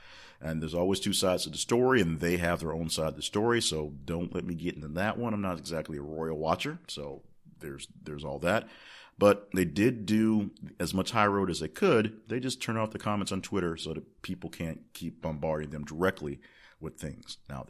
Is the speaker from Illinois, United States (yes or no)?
no; Alabama, United States; born there; now in Arkansas, United States; because I was born in Alabama, so that's something I look forward